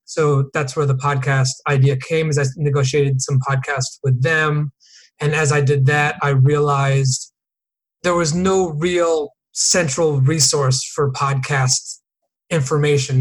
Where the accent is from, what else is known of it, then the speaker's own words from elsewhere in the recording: New Canaan, Connecticut, United States; moved away as an adult; also born or lived in Boston / San Diego; I grew up in Connecticut, a town called New Canaan